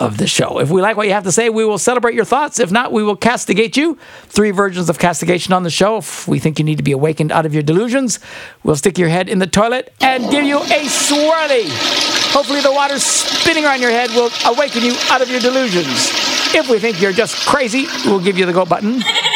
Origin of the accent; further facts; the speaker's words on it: Wisconsin, United States; I'm from Wisconsin